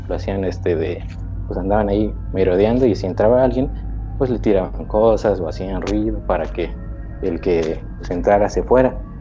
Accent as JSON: {"language": "Spanish", "region": "Yucatán", "country": "Mexico", "said": "yo soy de, de Yucatán. Soy yucateco."}